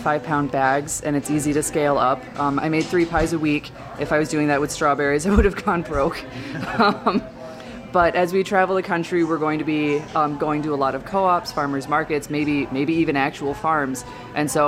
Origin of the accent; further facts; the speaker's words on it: Brighton, Michigan, United States; I grew up in Brighton